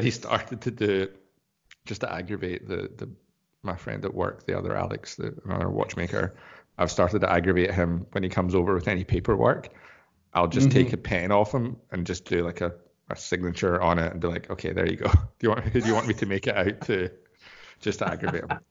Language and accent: English; Scotland, United Kingdom; moved away; As a Scottish person